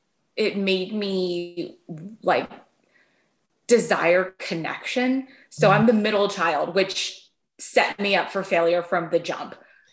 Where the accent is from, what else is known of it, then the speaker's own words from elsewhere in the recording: Pendleton, California, United States; born there; also born or lived in Philippines / Quantico / Okinawa / San Antonio; So I was born in Pendleton. I did like the Marine tour minus Lejeune. Never got to go to Lejeune, but I was born in Pendleton.